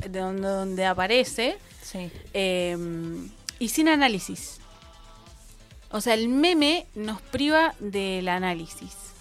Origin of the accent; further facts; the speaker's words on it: Cinco Saltos, Río Negro, Argentina; la ciudad de Cinco Saltos, mi pueblo